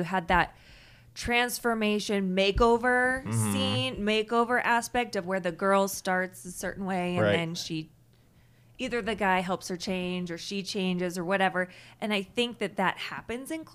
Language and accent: English; Southern California, United States; moved away; also born or lived in Utah; I'm growing up in Southern California.